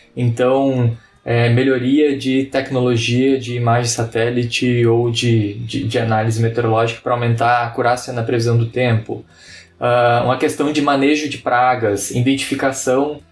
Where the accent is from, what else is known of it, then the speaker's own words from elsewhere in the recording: Piauí, Brazil; moved away as an adult; also born or lived in Ijuí, Rio Grande do Sul; nasci em Juí, com 5 anos de idade, me mudei para o Piauí